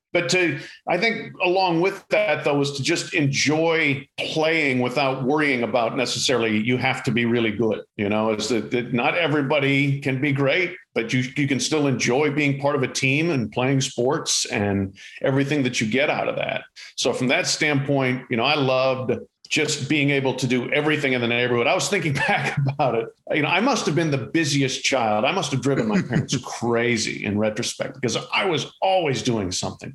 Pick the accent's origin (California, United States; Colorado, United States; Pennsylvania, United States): Colorado, United States; Colorado Springs; I grew up in Colorado, in Colorado Springs